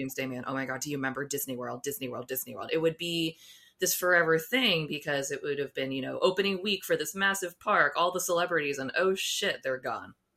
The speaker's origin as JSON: {"language": "English", "country": "United States", "said": "I didn't grow up listening to country, even though I'm from the United States"}